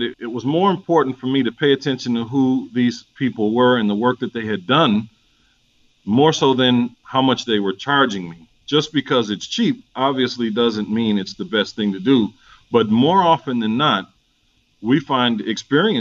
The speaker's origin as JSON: {"language": "English", "town": "St. Paul", "region": "Minnesota", "country": "United States", "moved": "as an adult", "lives_now": "Atlanta, United States", "said": "I'm originally from St. Paul, Minnesota. This has been home since 96 for me."}